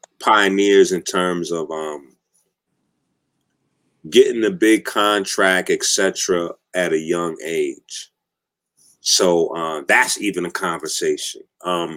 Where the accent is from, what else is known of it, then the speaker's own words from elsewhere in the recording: Haiti; I'm a Haitian